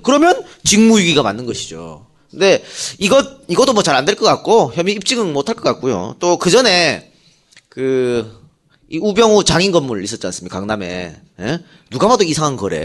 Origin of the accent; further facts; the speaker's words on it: Yeongju, North Gyeongsang, South Korea; 영주 출신이거든